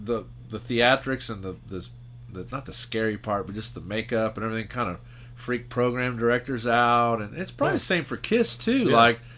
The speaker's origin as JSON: {"language": "English", "town": "San Antonio", "region": "Texas", "country": "United States", "tie": "born or raised there", "said": "I was born in San Antonio, which is the kind of quote-unquote heavy metal rock and roll capital of the world. It's like the first place … ever played outside of Canada. … was huge in San Antonio."}